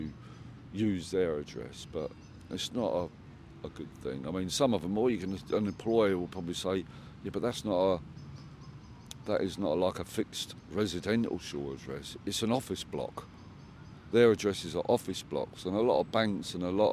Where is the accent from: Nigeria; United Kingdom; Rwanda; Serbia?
United Kingdom; England; I live in this country. I'm English